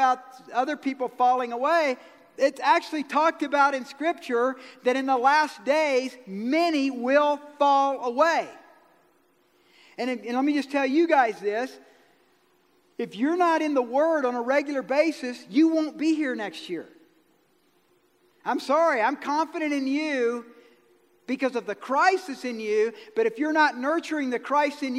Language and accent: English; Georgia, United States; I'm from Georgia